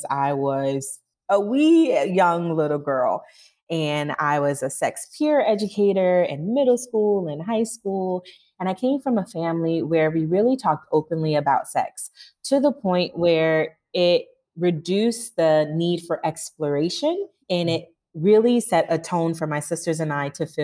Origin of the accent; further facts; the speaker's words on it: Northeast Ohio, United States; now in Accra, Ghana; I am from Ohio, Northeast Ohio